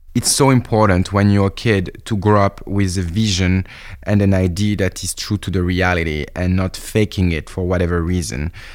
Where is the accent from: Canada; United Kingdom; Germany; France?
France; I'm French.